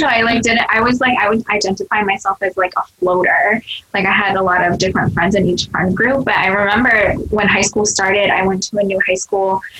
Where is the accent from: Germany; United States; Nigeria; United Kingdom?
United States; first language Cantonese; English is a second language; I grew up in the suburbs, majority yeah. is white, and there was probably like a three percent Asian.